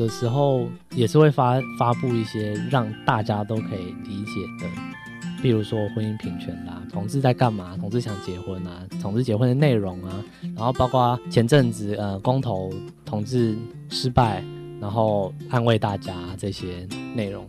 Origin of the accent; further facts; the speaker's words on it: Thailand; 对，因为在各界的哀求下，那我是泰国人，所以我在呃这本书的第三刷之后，我就做了中英文。